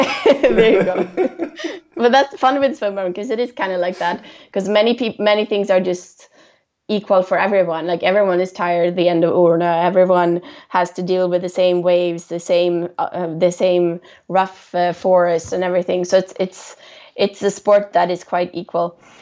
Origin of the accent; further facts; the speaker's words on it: Stockholm, Stockholm County, Sweden; I'm from Stockholm